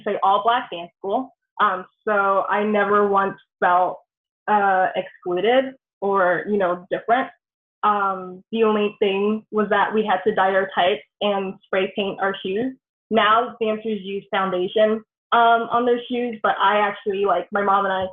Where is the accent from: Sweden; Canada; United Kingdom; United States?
United States; New York City, New York; moved away; also born or lived in Connecticut; I am originally from New York. I'm born and raised in the Bronx, New York.